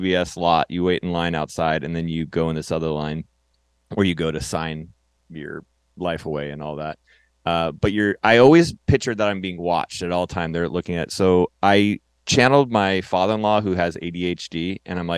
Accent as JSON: {"language": "English", "town": "Turlock", "region": "California", "country": "United States", "tie": "born or raised there", "moved": "yes", "lives_now": "Los Angeles, United States", "said": "I was from Turlock, California, which is my hometown up north"}